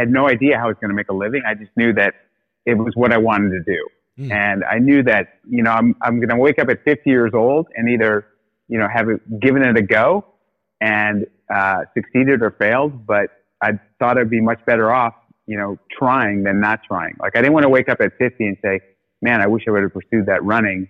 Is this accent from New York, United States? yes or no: no; South Orange County, Southern California, United States; also born or lived in Australia; Born in Southern California. Yep, born in South Orange County.